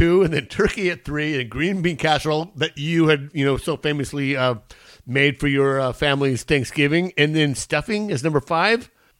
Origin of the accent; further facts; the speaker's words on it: East County, California, United States; I was raised by my dad, but I'm from East County. So East County is very, we grew up very poor.